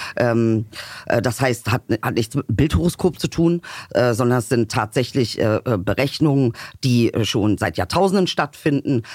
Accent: Germany; auch wenn man hier geboren ist und groß geworden ist

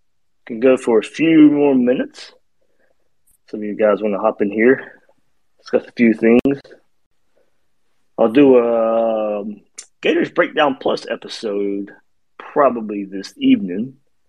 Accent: Georgia, United States; I grew up in Georgia.

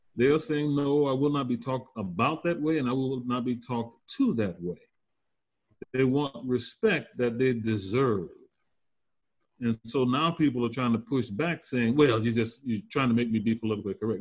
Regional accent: Louisiana Bayou, United States; moved away as an adult; now in North Carolina, United States; I'm originally from the Louisiana Bayou

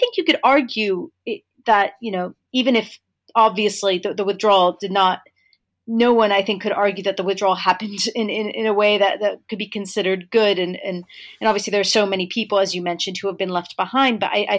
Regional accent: United States; as an American who grew up nowhere near army bases

